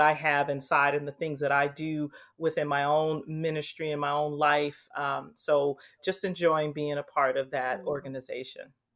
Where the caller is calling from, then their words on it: Anaheim, California, United States; I'm calling in from Anaheim, California. I currently live in Anaheim, um, haven't been here too long.